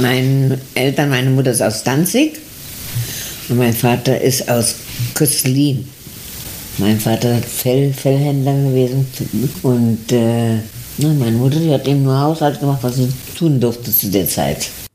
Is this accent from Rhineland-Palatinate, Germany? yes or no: no; Berlin, Germany; also born or lived in Gniezno, Posen; now in San Miguel, Argentina; Ich bin 1917 geboren und bin geboren im Gnesen, Bosen. Bin aber nach, nach drei Wochen, vier Wochen nach Berlin gekommen, also quasi bin ich Berlinerin.